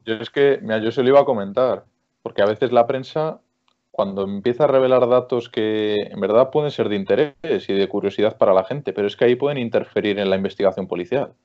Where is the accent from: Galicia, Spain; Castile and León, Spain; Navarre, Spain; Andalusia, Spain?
Castile and León, Spain; Cervera de Pisuerga; en mi pueblo, aquí en Palencia, en Cervera de Pisuerga